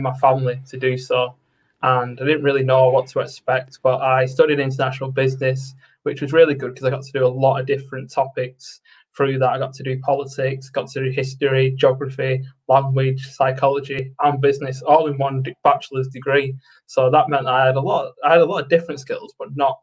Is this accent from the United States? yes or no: no; Preston, North West England, United Kingdom; I'm from Preston in the United Kingdom.